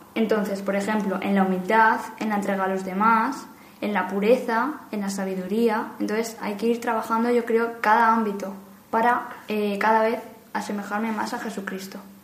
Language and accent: Spanish; Madrid, Community of Madrid, Spain; soy de Madrid